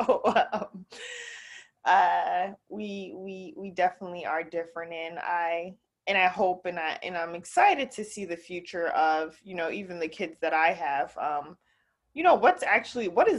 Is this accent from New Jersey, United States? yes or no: yes; New Jersey, United States; moved away; I moved out from New Jersey, so I'm no longer in, you know, back home